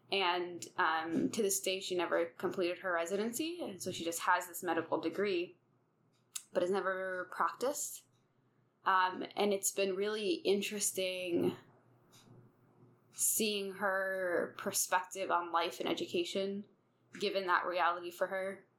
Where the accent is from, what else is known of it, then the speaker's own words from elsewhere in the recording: Riyadh, Riyadh Province, Saudi Arabia; born there; Okay, so I was born in Saudi Arabia